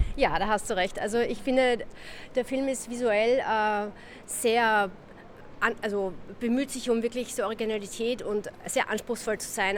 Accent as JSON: {"language": "German", "country": "Austria"}